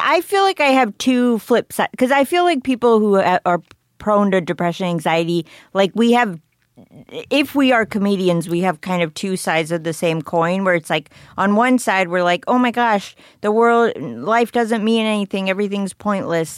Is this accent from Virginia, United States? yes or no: yes; McLean, Virginia, United States; I went to high school near Alexandria, but I grew up in McLean